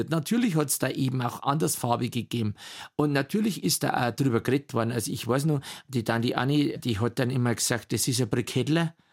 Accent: Bavaria, Germany; Oberpfälzer, natürlich. Und wir haben auch Dialektschmerzen dürfen, auch im Unterricht.

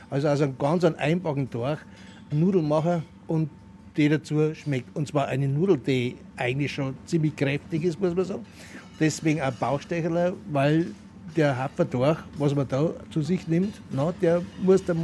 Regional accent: Schwandorf, Bavaria, Germany; also ich komme aus Schwandorf und der Schwandorfer Gegend

